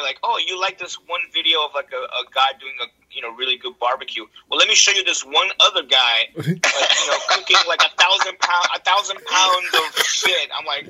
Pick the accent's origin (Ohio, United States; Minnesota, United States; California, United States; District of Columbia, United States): California, United States; Bay Area; I'm from the Bay Area.